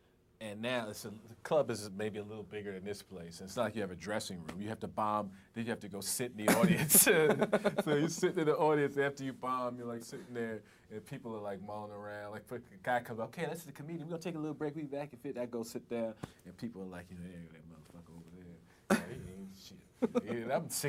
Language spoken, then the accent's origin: English; Long Island, New York, United States; I'm from Long Island.